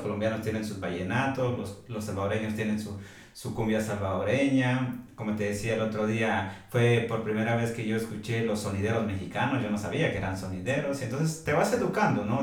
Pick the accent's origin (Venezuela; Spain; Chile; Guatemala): Guatemala; now in United States; la mayoría de hombres guatemaltecos estamos acostumbrados